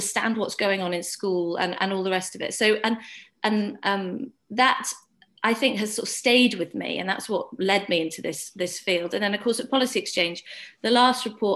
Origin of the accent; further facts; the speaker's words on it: Wales, United Kingdom; moved away; I grew up in Wales, went to a rural village school where we did lots of Welsh language